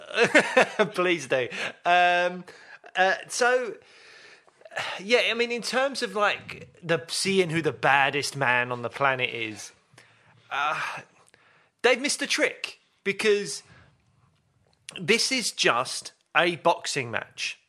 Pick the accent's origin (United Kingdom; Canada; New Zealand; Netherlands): United Kingdom; London; I grew up in Peckham